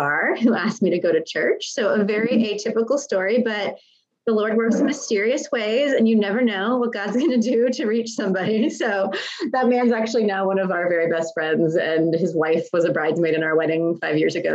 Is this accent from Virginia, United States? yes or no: no; Texas, United States; also born or lived in Lancaster, Pennsylvania / Harrisburg, Pennsylvania; we moved to Texas from Pennsylvania when I was 8